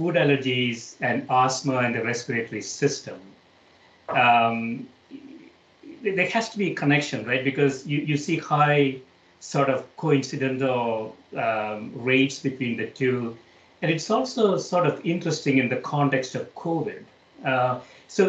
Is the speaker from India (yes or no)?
yes; South India, India; moved away; growing up in South India